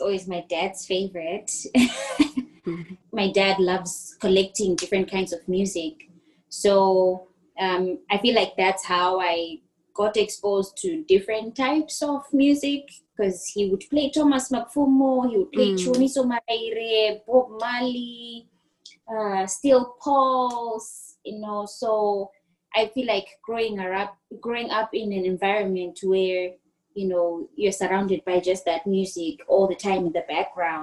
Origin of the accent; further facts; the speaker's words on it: Bulawayo, Zimbabwe; moved away as an adult; I'm from Bulawayo